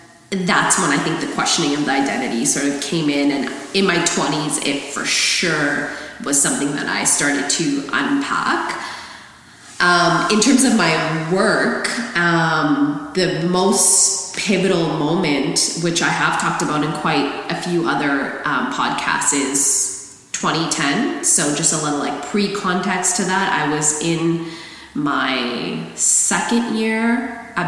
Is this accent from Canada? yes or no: yes; Surrey, British Columbia, Canada; I grew up pretty fortunate because I grew up in Surrey.